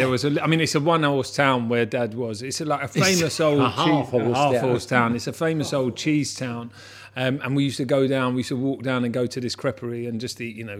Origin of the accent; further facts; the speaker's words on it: Hammersmith, London, United Kingdom; Yeah, I was born in Hammersmith, on North End Road when I was a kid.